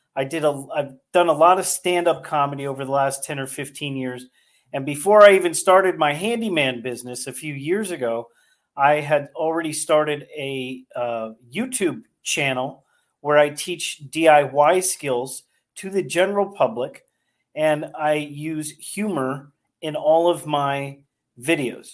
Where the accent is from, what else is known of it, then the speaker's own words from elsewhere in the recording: Northern California, United States; now in Delaware County, United States; I grew up in Northern California